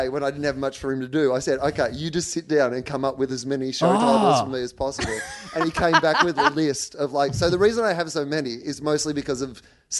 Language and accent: English; Gippsland, Victoria, Australia; when I was growing up in Gippsland